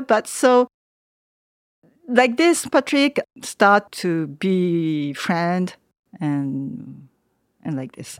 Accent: Tokyo, Japan; English is a second language; moved away as an adult; now in Savigny-les-Beaune, France; I'm from Tokyo

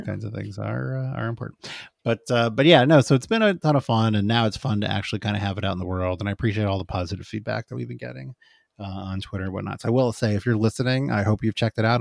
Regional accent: Phoenix, Arizona, United States; moved away; I'm from Phoenix, uh, I went to, like, junior high school and high school there

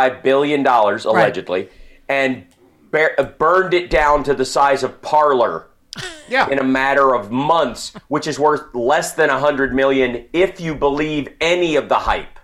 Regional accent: Ohio, United States; I'm from Ohio.

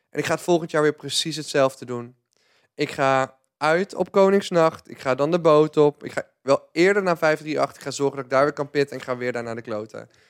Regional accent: 's-Hertogenbosch, North Brabant, Netherlands; born there; Ik ben geboren in Den Bosch, maar ik vond het best wel een ons, ons, ons cultuurtje.

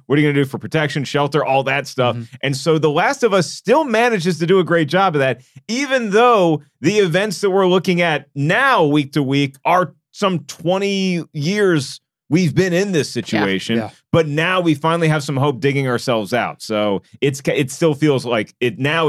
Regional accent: Virginia, United States; I'm from Virginia.

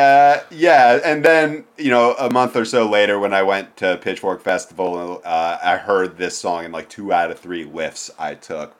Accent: East Coast, United States; growing up in Jewish youth group on the East Coast

